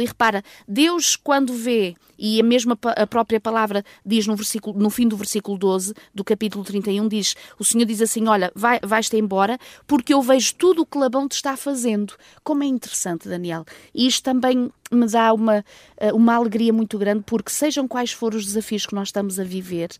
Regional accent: North, Portugal; moved away; Nós crescemos juntos lá em cima no Norte

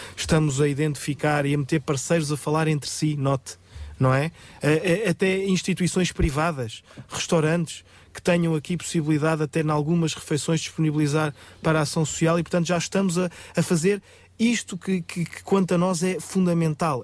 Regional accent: Rio de Mouro, Lisbon, Portugal; da minha terra, de Rio de Moro

